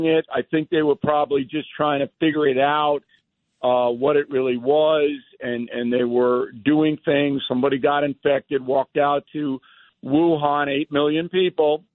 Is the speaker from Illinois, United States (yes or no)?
no; Long Island, New York, United States; When I was a kid on Long Island, 11th town, we played ice hockey outside